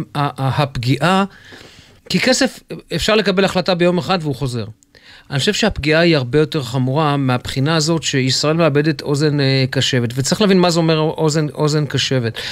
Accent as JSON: {"language": "Hebrew", "town": "Jerusalem", "region": "Jerusalem District", "country": "Israel", "tie": "born or raised there", "said": "אני גדלתי ילד בירושלים"}